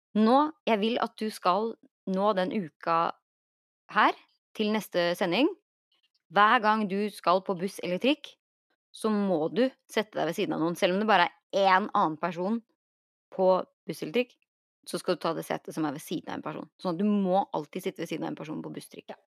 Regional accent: Norway; now in Los Angeles, United States

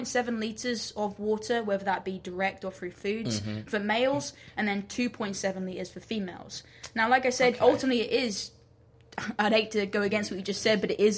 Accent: England, United Kingdom; moved away as an adult; also born or lived in Alabama, United States; now in Florida, United States; I'm originally from England, so I'm in Florida now doing my PhD at the great FSU

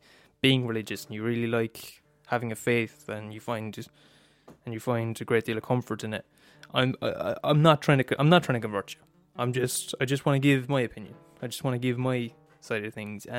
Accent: Ireland; I'm Irish, and I was born in Ireland in 2000, millennium baby

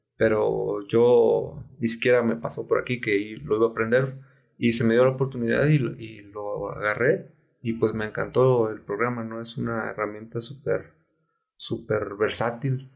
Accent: Tepic, Nayarit, Mexico; also born or lived in Guadalajara; me regresé a Tepic, de donde soy

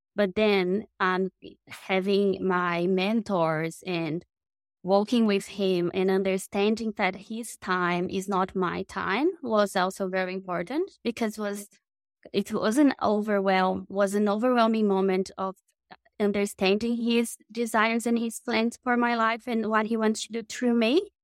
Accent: Brazil; moved away as an adult; I am from Brazil. So I was born in South America

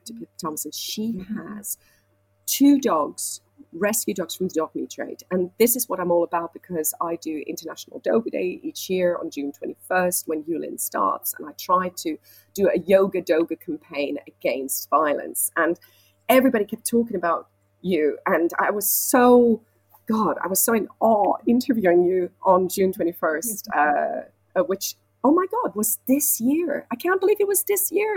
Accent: Switzerland; moved away as an adult; now in London, United Kingdom; I'm from Switzerland and I came to London when I was 19 to study musical theatre

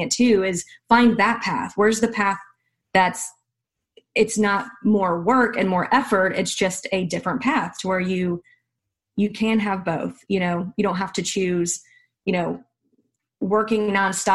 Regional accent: the South, United States; I'm from the South

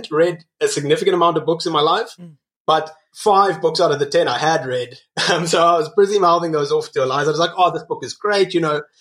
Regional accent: Cape Town, Western Cape, South Africa; also born or lived in Botswana / Namibia; So I was raised in Botswana, I was raised in Namibia, as well as Cape Town.

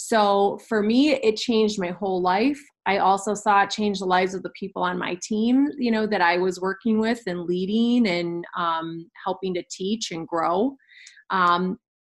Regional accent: Kenosha, Wisconsin, United States; We're both from Kenosha, Wisconsin. And we went to kindergarten together

